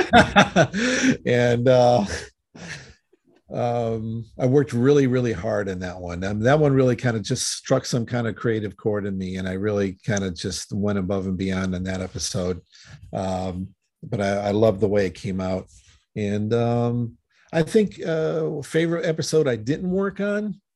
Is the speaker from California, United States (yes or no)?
no; Connecticut, United States; moved away; I'm originally from Connecticut